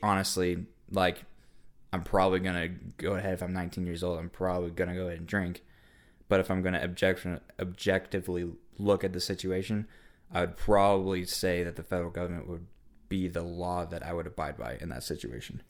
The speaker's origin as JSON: {"language": "English", "country": "United States", "said": "I live in America as an American citizen"}